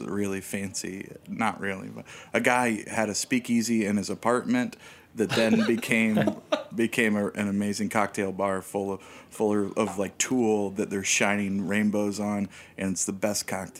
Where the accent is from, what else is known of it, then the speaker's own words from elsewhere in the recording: Long Island, New York, United States; Like what, I was from Long Island.